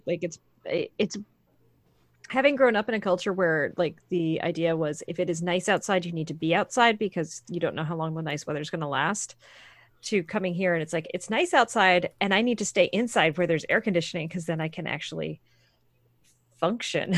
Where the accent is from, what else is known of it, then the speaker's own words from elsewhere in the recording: Maine, United States; now in North Carolina, United States; I grew up in Maine